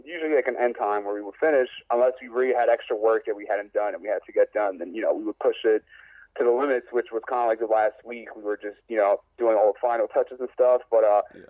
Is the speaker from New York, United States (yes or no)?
yes; New York, United States; I'm from New York